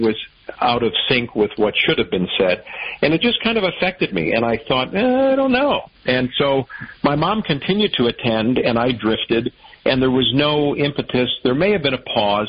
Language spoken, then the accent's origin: English; Chicago, Illinois, United States; moved away as an adult; also born or lived in Evansville, Indiana / Cape Girardeau, Missouri / Little Rock, Arkansas; now in Detroit, United States; I grew up in Chicago, uh, right in the city, northwest side